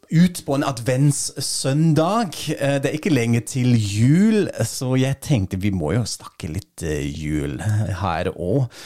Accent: Germany; Fordi jeg er tysker og køer og denne misforståelsen

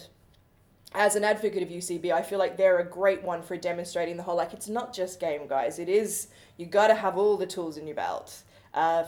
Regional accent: Australia; now in London, United Kingdom; as an Australian who grew up in the middle of fucking nowhere, like, it took me 4.5 hours on the airplane to get to the other side of my country

